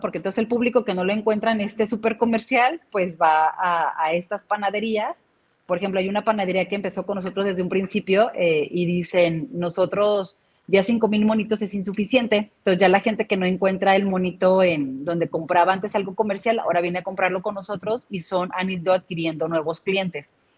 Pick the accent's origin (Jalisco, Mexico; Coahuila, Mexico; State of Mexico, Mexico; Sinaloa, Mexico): Jalisco, Mexico; Guadalajara; como tapatíos